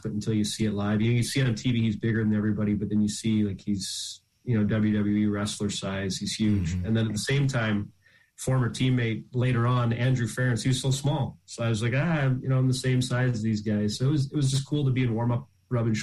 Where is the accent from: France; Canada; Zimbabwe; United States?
Canada; moved away as an adult; the typical Canadian upbringing, flooded backdoor rink